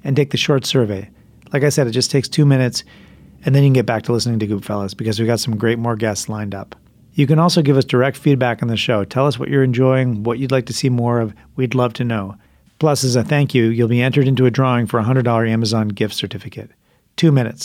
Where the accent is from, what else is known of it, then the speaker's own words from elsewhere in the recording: Vermont, United States; I am from Vermont.